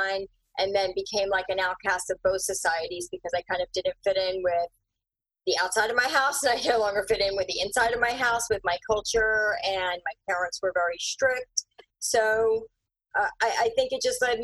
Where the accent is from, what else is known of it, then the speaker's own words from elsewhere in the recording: Philadelphia, Pennsylvania, United States; also born or lived in India / Bucks County, Pennsylvania; now in Chester County, United States; It started elementary in Northeast Philadelphia, and then okay. Bucks County. So I'm out in Chester County now